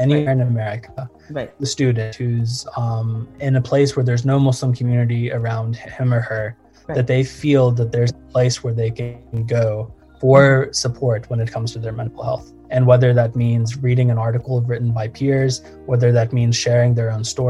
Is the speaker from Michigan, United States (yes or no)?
no; Morristown, Tennessee, United States; grew up in a small town in East Tennessee in Morristown, went to an Episcopal school for 9 years